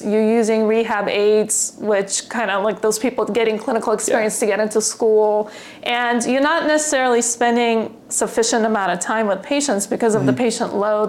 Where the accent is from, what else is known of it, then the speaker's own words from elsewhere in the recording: California, United States; Well, this was difficult because I'm from California, and where the restrictions were a lot greater